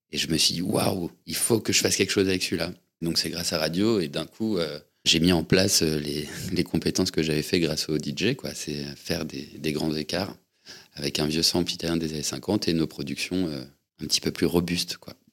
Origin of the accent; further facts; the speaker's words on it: Paris, Île-de-France, France; je suis né à Paris, il y a 38 ans. Je suis, je suis un enfant parisien